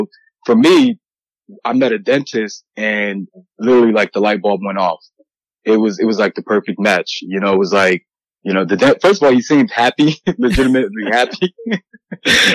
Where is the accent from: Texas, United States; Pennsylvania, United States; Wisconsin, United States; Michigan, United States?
Pennsylvania, United States; Harrisburg; moved away as an adult; also born or lived in Pittsburgh, Pennsylvania; now in New York City, United States; I'm originally from Harrisburgh, Pennsylvania.